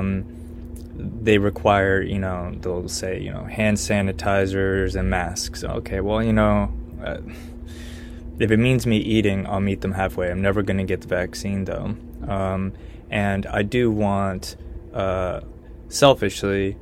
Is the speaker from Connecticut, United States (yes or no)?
yes; Connecticut, United States; now in Austin, United States; my home state of Connecticut